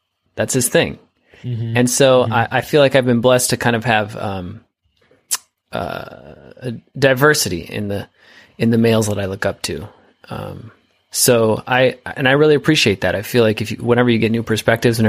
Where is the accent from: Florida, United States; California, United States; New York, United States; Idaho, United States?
California, United States; Sonoma wine country, North Bay; It's a Sonoma wine country. Yeah. It's part of our culture. It's in our blood